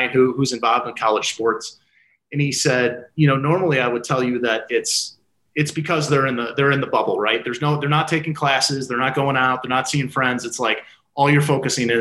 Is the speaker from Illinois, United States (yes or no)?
yes; Chicago, Illinois, United States; moved away; I grew up outside of Chicago